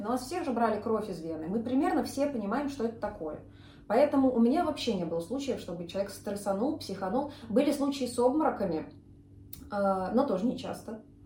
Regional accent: Moscow, Russia; now in Saint Petersburg, Russia; я тоже из Москвы. Здесь просто живу уже много лет, прижилась

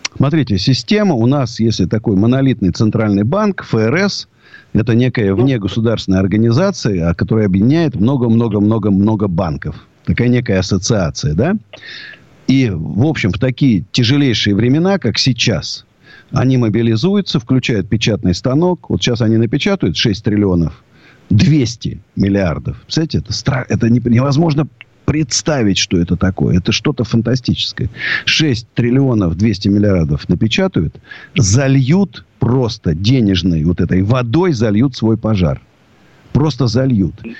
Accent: Moscow, Russia; я русский до вот, до мозга, я даже не русский, я даже москвич

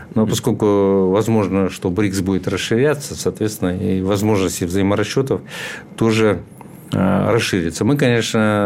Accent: Chuvashia, Russia; also born or lived in Moscow; я сам из Чуваши

